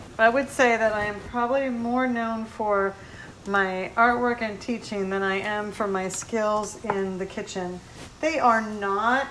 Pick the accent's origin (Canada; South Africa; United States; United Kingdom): United States; Miami, Florida; growing up in Miami and being born in the Keys